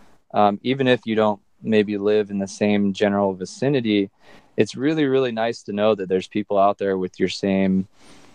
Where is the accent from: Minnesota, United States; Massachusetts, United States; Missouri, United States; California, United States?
California, United States; Southern; Growing up in Southern California